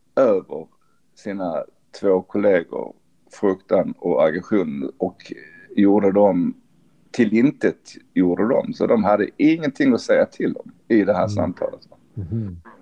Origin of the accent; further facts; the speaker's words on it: Sweden; vi som är svenskar